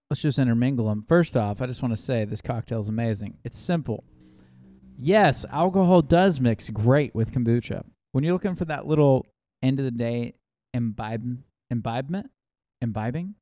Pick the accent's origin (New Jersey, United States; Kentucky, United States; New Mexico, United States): Kentucky, United States; we're from Kentucky